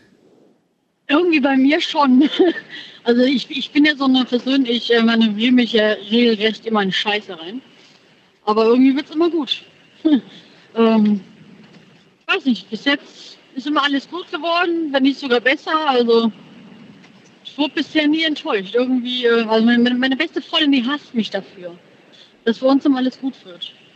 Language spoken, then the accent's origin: German; Moers, North Rhine-Westphalia, Germany; Ich komme aus Mörs, in der Nähe von Krefeld.